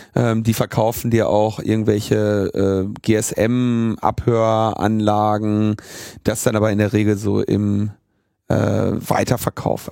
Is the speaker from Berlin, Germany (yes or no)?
yes; Berlin, Germany; wo kommst du her? Ja, Berlin